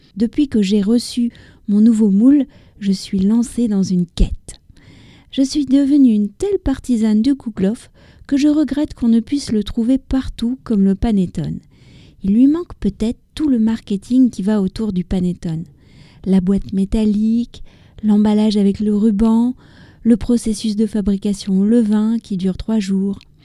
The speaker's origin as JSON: {"language": "French", "country": "France", "also_born_or_lived": "near Paris", "said": "je suis française, j'habite près de Paris"}